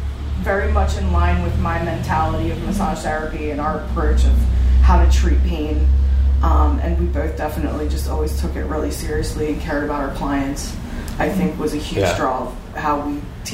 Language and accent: English; Schwenksville, Pennsylvania, United States; I think I'm local. I grew up in Lake Schwanksville, Springmount. Okay. I went to Boyertown. I worked in Collegeville.